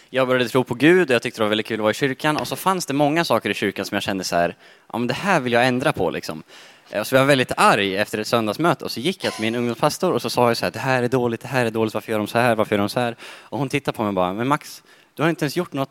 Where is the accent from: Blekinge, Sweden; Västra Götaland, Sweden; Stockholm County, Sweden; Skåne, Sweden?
Stockholm County, Sweden; Sollentuna; accent: stockholmska; also born or lived in Bolivia; jag är 20 år. Eh, jag är från Sollentuna då, i norra Stockholm. Jag jobbar på min skånska